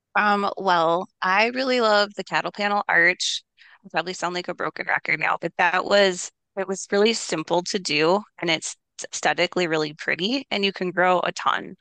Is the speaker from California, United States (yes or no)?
no; Minneapolis, Minnesota, United States; I grew up in Minneapolis